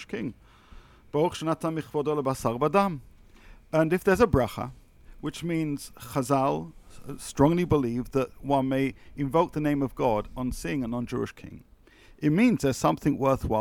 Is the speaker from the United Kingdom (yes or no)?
yes; United Kingdom; as a British person